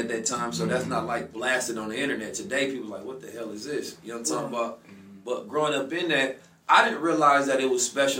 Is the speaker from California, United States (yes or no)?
yes; Oakland, California, United States; growing up in Oakland